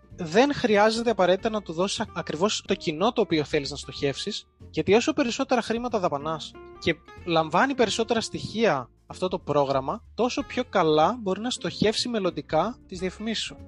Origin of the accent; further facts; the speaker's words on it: Heraklion, Crete, Greece; moved away as an adult; also born or lived in England; now in Athens, Greece; είμαι από το Ηράκλειο της Κρήτης, δουλεύω σε μια διαφημιστική εταιρεία στην Αθήνα